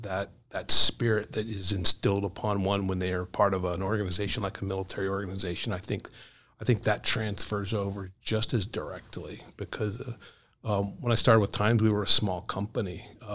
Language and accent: English; Ohio, United States; moved away as an adult; now in Connecticut, United States; So I grew up in Ohio, the Midwest. My parents lived in Pittsburgh when I went into the service.